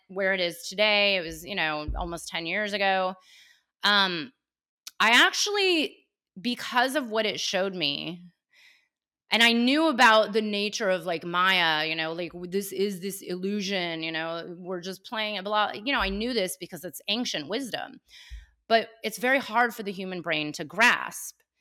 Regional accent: Cupertino, California, United States; Born and raised in Cupertino before it became known as Cupertino

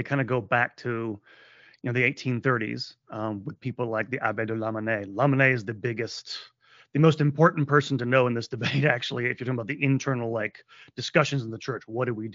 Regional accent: United States; I'm an American

